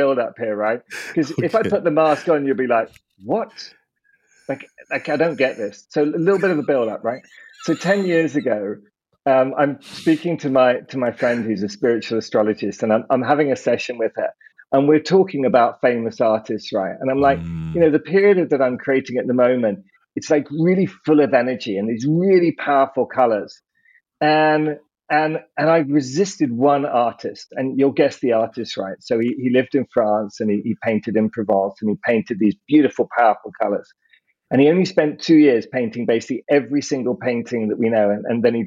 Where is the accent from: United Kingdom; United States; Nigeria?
United Kingdom; I'm British